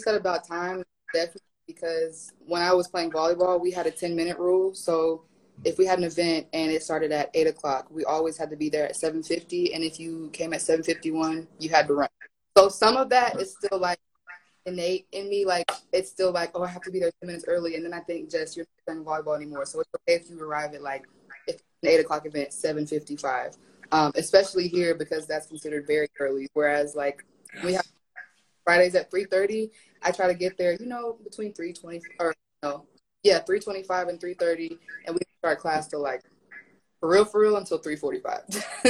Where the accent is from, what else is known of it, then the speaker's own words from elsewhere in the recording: the South, United States; Plus, you know, I'm from the South of the U.S., so where we have Southern hospitality